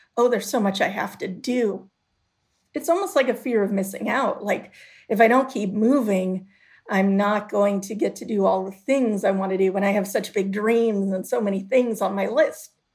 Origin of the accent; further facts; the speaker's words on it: Chicago, Illinois, United States; growing up in Chicago